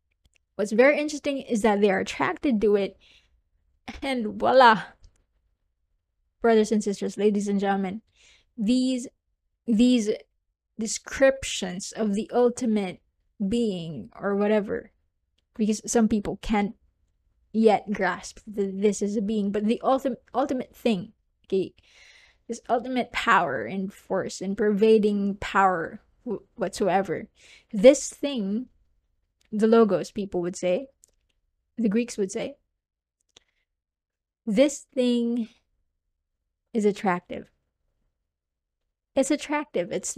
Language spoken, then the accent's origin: English; southern Philippines, Philippines; I'm from the Philippines, by the way, if you don't know. And I'm from the southern part of the Philippines.